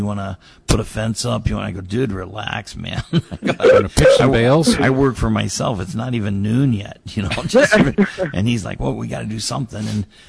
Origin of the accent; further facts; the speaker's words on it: Indiana, United States; now in Iowa, United States; I'm from Indiana